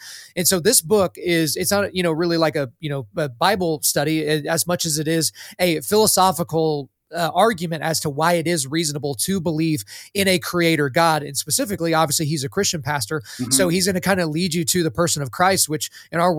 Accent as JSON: {"language": "English", "region": "Oklahoma", "country": "United States", "tie": "born or raised there", "said": "I was born in Oklahoma"}